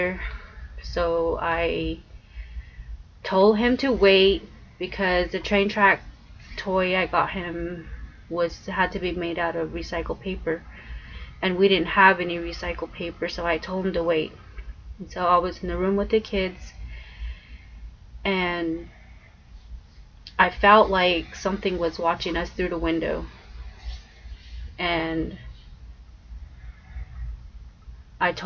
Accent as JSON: {"language": "English", "area": "Four Corners area", "region": "New Mexico", "country": "United States", "tie": "born or raised there", "said": "I am from New Mexico. Four Corners area. I'm from the Four Corners and I was raised there."}